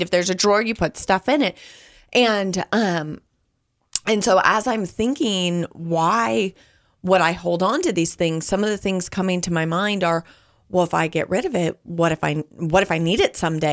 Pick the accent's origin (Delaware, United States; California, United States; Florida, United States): California, United States; moved away; growing up in California